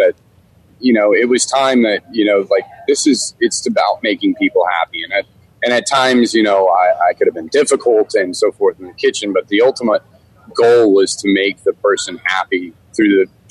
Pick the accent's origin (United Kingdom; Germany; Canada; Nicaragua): Germany; also born or lived in Washington, D.C., United States; as a kid, we traveled a lot, you know, growing up in Germany and then DC.